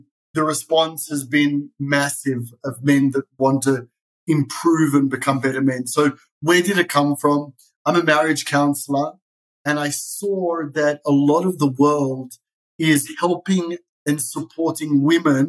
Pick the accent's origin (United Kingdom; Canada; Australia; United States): Australia; Sydney, New South Wales; now in Israel; I was born in Sydney, Australia. That's where the funny accent comes